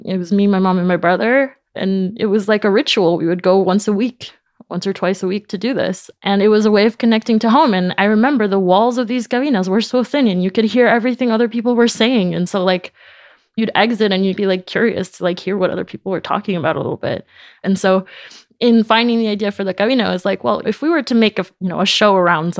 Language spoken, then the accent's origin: English; New York City, New York, United States; first language Spanish; English is a second language; moved away as an adult; now in Paris, France; I grew up in Jackson Heights in Queens